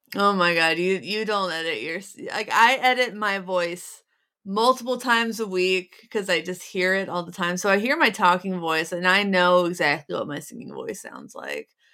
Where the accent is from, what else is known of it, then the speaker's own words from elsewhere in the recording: Cincinnati, Ohio, United States; I grew up in Cincinnati